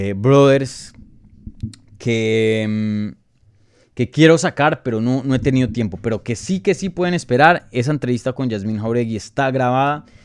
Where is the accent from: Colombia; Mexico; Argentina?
Colombia; yo como colombiano